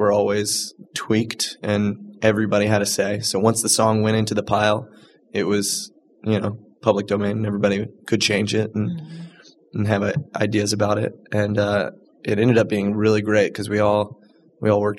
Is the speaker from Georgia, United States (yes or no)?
no; Charleston, South Carolina, United States; now in Chicago, United States; I was raised in Charleston, South Carolina